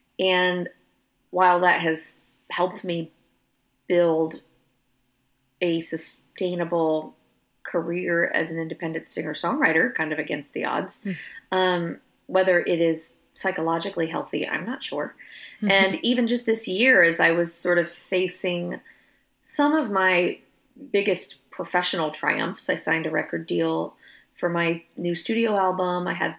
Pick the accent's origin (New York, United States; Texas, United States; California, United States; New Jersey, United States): Texas, United States; Austin; In my hometown of Austin, I went for several years where I was hosting a songwriter event on Monday nights